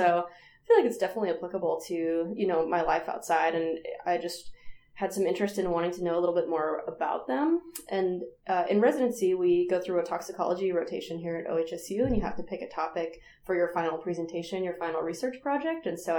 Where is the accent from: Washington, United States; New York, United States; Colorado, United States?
Washington, United States; Seattle; moved away as an adult; now in Portland, United States; So I grew up in the Seattle area, the Seattle suburbs, and then moved down to Portland back in 2003 for undergrad.